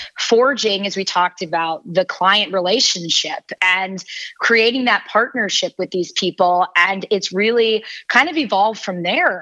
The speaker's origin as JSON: {"language": "English", "region": "New Jersey", "country": "United States", "said": "I come from a sailing family. I'm from New Jersey"}